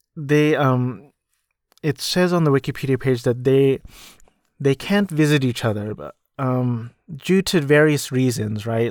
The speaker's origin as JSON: {"language": "English", "area": "Orange County", "region": "California", "country": "United States", "tie": "born or raised there", "also_born_or_lived": "New Jersey", "said": "I grew up in California and I've been Cal-, in California ever since I was two"}